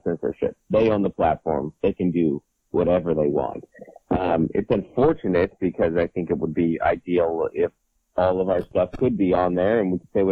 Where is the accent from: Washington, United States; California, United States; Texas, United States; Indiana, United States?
Washington, United States; Seattle; moved away as an adult; now in San Diego, United States; I was raised in Seattle for the first 27 years there, and now I live in San Diego